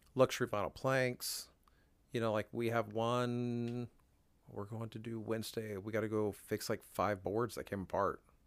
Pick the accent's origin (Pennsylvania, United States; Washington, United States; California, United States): Washington, United States; now in Wichita, United States; I grew up in Washington State